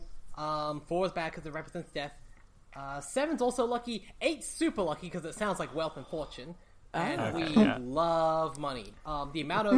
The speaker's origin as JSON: {"language": "English", "country": "Australia", "said": "I say this as an Australian."}